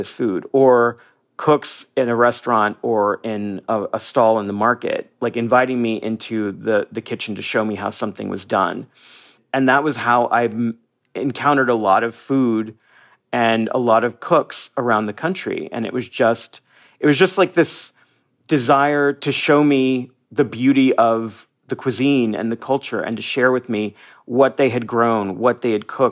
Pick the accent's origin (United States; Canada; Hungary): United States; moved away as an adult; now in Mazatlan, Mexico; I'm a Mexican-American. I am an American.